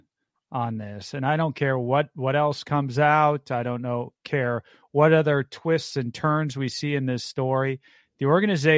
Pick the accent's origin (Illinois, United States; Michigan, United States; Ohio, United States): Ohio, United States; Bath; I grew up in Bath, and I would play annually in that J. Edward Good Park tournament